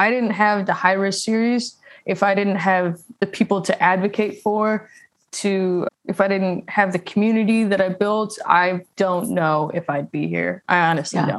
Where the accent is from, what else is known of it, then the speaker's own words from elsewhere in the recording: St. Louis, Missouri, United States; moved away as an adult; now in Nashville, United States; I am from St. Louis and I moved to Nashville in 2018.